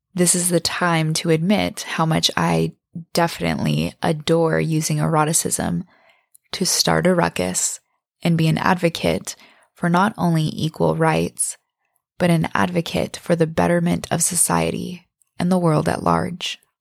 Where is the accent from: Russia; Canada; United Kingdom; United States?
United States; Bangor, Maine; now in San Diego, United States; my hometown in Bangor, Maine